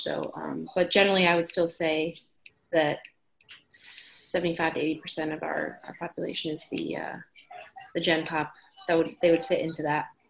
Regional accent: New Jersey, United States; now in Boston, United States; I am originally from New Jersey

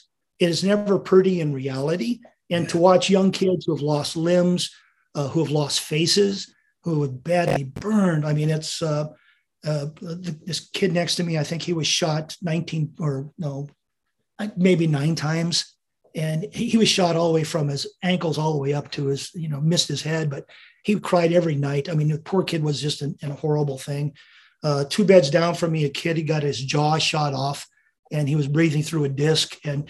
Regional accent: Staten Island, New York, United States; born there; They saw my birth records. I was born in New York, Staten Island.

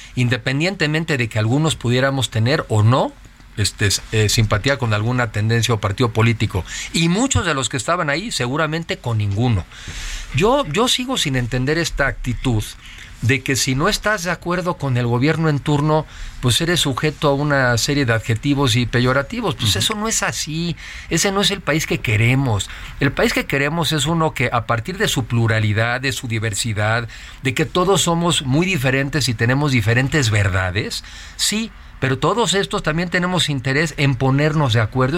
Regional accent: Mexico; somos mexicanos eh, muy diferentes

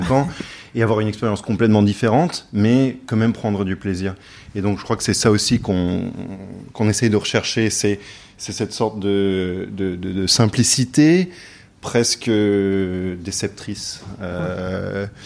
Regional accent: Paris, Île-de-France, France; also born or lived in United States / London; Donc moi, je suis né aux États-Unis, mais après j'ai grandi entre euh, Paris et Londres.

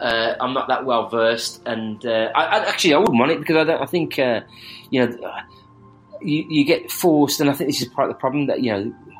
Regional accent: Birmingham, West Midlands, United Kingdom; accent: Birmingham

